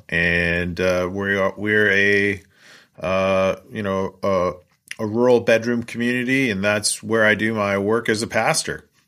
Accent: Coquitlam, British Columbia, Canada; moved away as an adult; also born or lived in Vancouver Island, Canada / Edmonton, Alberta, Canada / Kingston, Ontario, Canada; now in Scandia, United States; I grew up in Coquitlam, British Columbia, a suburb of Vancouver, British Columbia

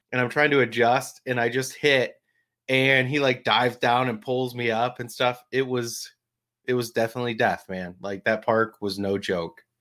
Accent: New Jersey, United States; I grew up in Jersey

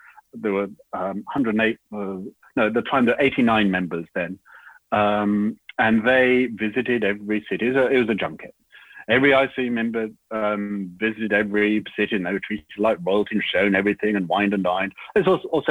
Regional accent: United Kingdom; moved away as an adult; now in Sydney, Australia; as a Brit, well, Brit and Australian citizenship, but, you know, grew up as a Brit

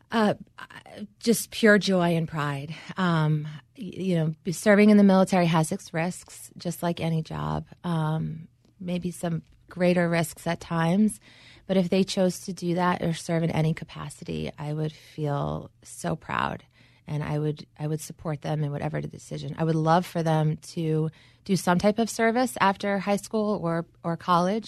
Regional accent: New York, United States; moved away; I grew up here in New York

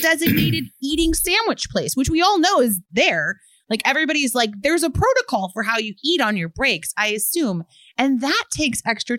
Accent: Chicago, Illinois, United States; I'm from Chicago myself, and I've lived in Logan Square area for 5 years

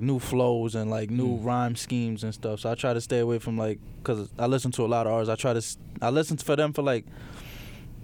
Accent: New York City, New York, United States; where I grew up in the Bronx

